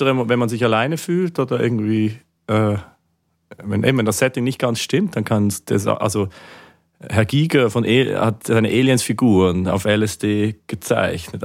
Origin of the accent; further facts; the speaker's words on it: Basel, Basel-Stadt, Switzerland; in Basel, in meiner Heimatstadt